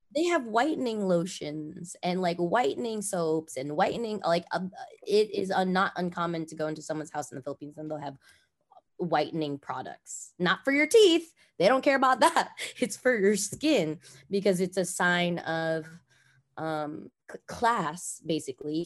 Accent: Los Angeles, California, United States; I grew up obviously in Los Angeles

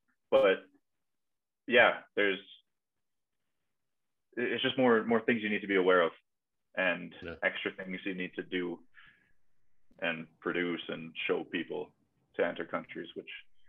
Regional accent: Germany; if anyone asks me where I'm from, like, I'm from Germany. I'm here as a fan.

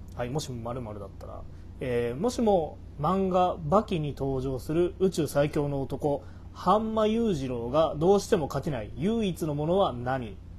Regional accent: Matsudo, Chiba, Japan; 僕この生まれも育ちも千葉の松戸なんですけど

